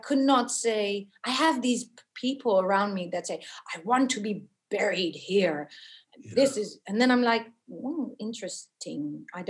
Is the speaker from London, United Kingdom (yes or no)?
yes; Beckenham, London, United Kingdom; born there; I was born in Beckenham. Yes.